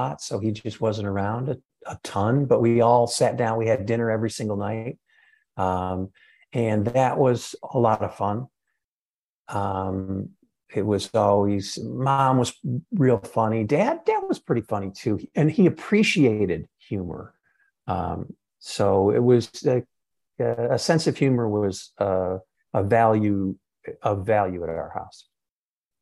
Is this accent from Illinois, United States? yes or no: yes; Lake Bluff, Illinois, United States; I grew up in Lake Bluff, Illinois